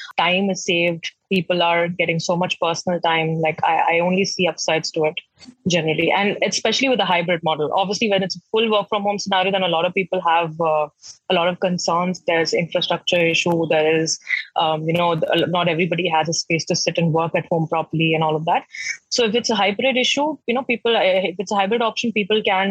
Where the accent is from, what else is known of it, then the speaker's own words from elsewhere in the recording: Patna, Bihar, India; moved away as an adult; also born or lived in Pune / Delhi; I'm from Patna